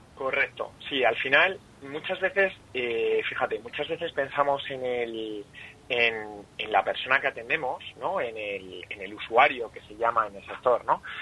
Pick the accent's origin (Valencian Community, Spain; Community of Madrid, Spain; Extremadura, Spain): Community of Madrid, Spain; Madrid; also born or lived in Salamanca; Yo nací en Salamanca